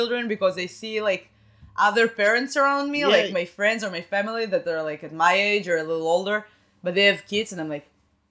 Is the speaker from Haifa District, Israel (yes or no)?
no; Rehovot, Central District, Israel; English is a second language; moved away as an adult; also born or lived in Tel Aviv; now in Boston, United States; I'm from Rehovot.